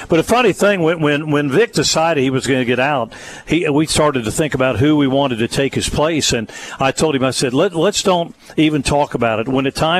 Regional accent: Middletown, Ohio, United States; I grew up in Middletown, Ohio

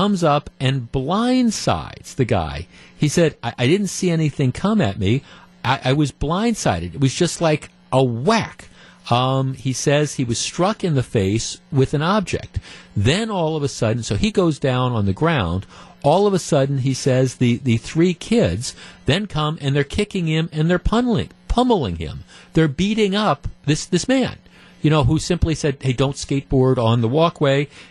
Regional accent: Glendale, Wisconsin, United States; when I was growing up in Clovernook, that's the neighborhood I grew up in Glendale

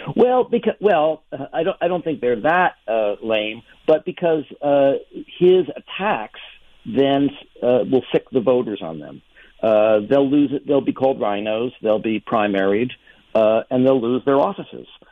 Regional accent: New York, United States; I grew up in New York

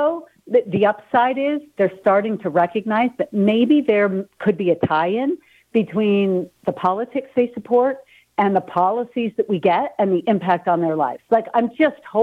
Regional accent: New York, United States; moved away as an adult; now in Utah, United States; I grew up in New York. I've been in Utah for 35 years, my entire adult life

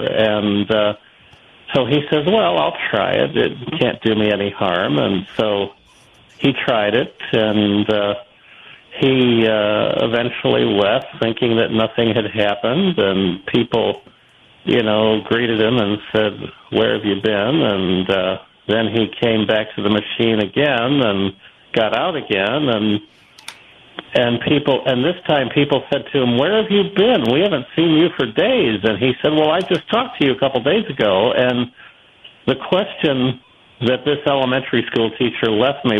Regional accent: Buffalo, New York, United States; moved away; also born or lived in St. Louis; I grew up in the Buffalo area

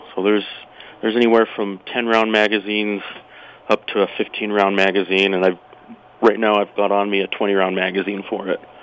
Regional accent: Utah, United States; moved away as an adult; now in Casper, United States; I grew up in Utah

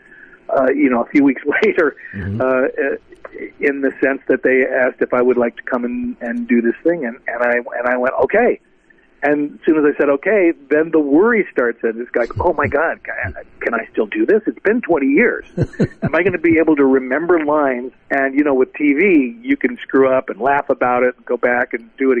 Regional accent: Seattle, Washington, United States; I grew up in Seattle

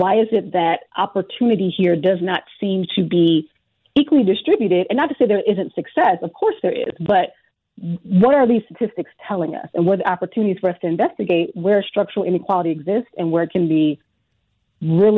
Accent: Prince George's County, Southern Maryland, United States; moved away as an adult; also born or lived in Richmond, Virginia / Washington, D.C.; now in Wisconsin, United States; I'm from Southern Maryland, a county called PG County

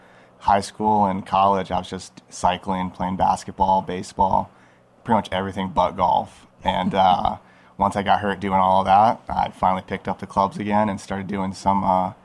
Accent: Yorba Linda, California, United States; I am from Yorba Linda, California

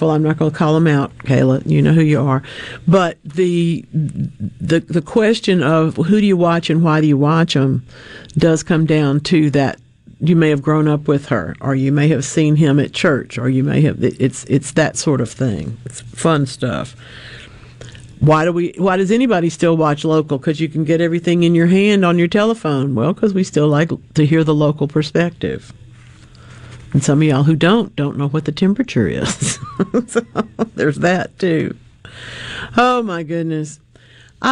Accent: Monroe, United States; my town of Monroe

